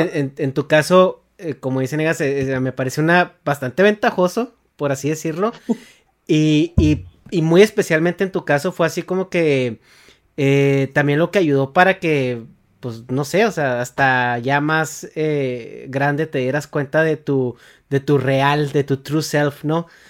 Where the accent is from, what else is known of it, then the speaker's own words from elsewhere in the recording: Chihuahua, Mexico; yo soy de Chihuahua